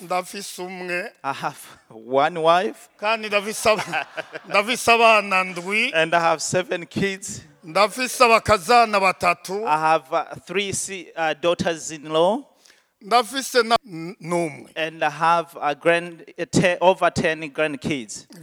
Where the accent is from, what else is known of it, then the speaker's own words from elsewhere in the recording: Burundi; born there; also born or lived in Tanzania; I was born in Burundi.